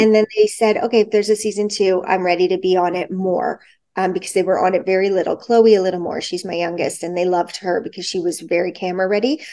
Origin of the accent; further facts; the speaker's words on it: Toronto, Ontario, Canada; also born or lived in Montreal; I was born in Montreal. I lived there till I was nine, and then we moved to Toronto, and I was always in Toronto